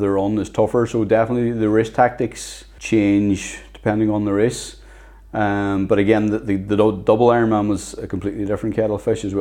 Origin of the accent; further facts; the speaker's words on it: Inishowen, County Donegal, Ireland; I come from Inishowen, Donegal.